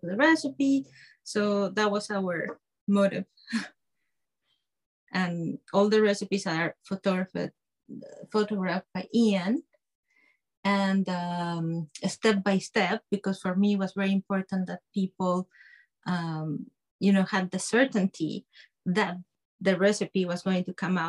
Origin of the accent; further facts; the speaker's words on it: Guadalajara, Jalisco, Mexico; moved away; I'm from Mexico. I study and grew up there.